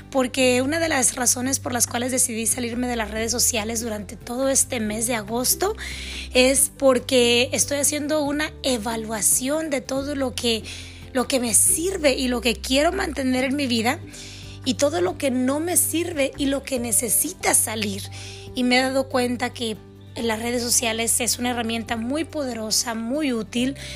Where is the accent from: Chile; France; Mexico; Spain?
Mexico; also born or lived in California, United States; Mis padres son mexicanos, nacidos en México. Mi hermana y yo nacimos en los Estados Unidos